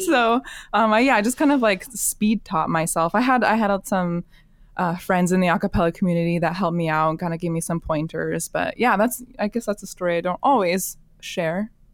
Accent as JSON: {"language": "English", "region": "Alaska", "country": "United States", "tie": "born or raised there", "moved": "as an adult", "said": "life just kinda brought me back to Alaska eventually. And, um, my hometown just did not have a whole lot of contemporary vo-, vocal music"}